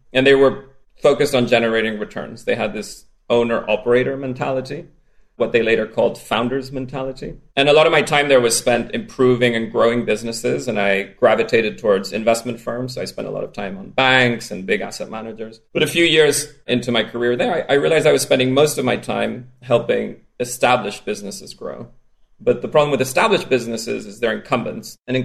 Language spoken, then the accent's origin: English; Spain; accent: strange accent; I grew up in Spain.